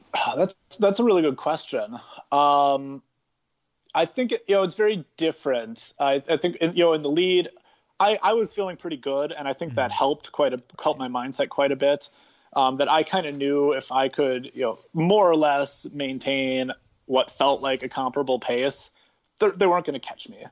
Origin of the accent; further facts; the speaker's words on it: Milwaukee, Wisconsin, United States; growing up in Milwaukee